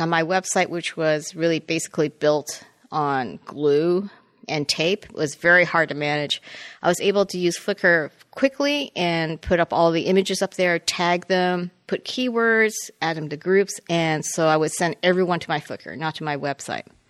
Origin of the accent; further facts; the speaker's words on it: Toronto, Ontario, Canada; moved away as an adult; I was born and raised in Toronto, and I came down in nineteen eighty-five to go to Art Center